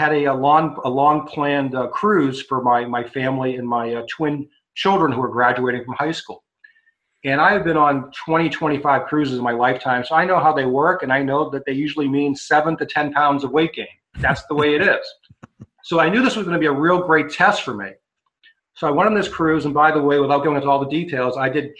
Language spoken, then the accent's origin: English; Massachusetts, United States; I grew up in Massachusetts, so I used to go up to Maine all the time